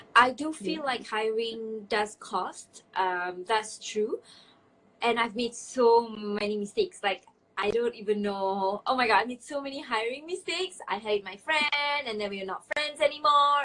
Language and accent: English; Malaysia; now in Saudi Arabia; I am an entrepreneur living in Saudi Arabia, but I'm originally from Malaysia